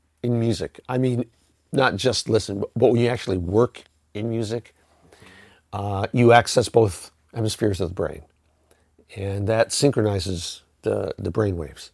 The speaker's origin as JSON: {"language": "English", "town": "Syracuse", "region": "New York", "country": "United States", "moved": "as an adult", "lives_now": "Los Angeles, United States", "said": "I'm from Syracuse, New York"}